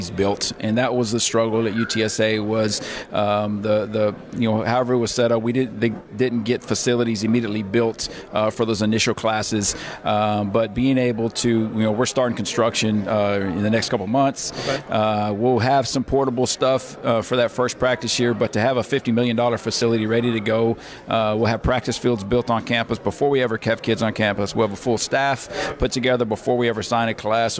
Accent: Portland, Texas, United States; also born or lived in Alice, Texas / Farr, Texas; always been a South Texas guy, obviously being growing up in Alice and then growing up in Portland here

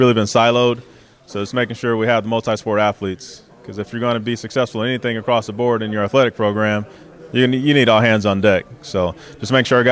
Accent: Los Angeles, California, United States; moved away as an adult; now in Texas, United States; I grew up in Los Angeles, California

